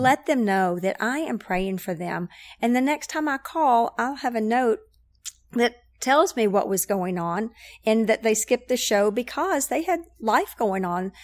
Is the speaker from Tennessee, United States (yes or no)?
yes; Knoxville, Tennessee, United States; I am from Knoxville, grew up, um, Catholic over at Sacred Heart